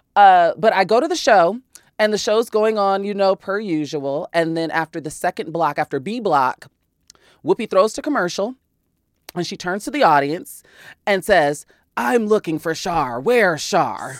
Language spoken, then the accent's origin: English; Chicago, Illinois, United States; I'm from Chicago